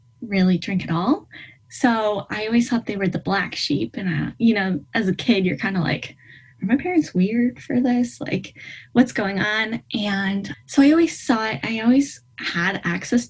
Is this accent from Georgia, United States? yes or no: no; Maine, United States; I am from Maine, northeast of the United States